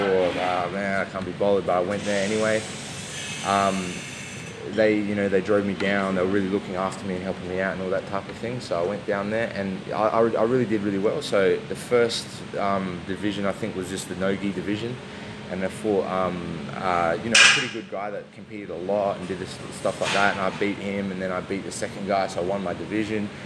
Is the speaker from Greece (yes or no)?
no; Adelaide, South Australia, Australia; moved away; I'm originally from Adelaide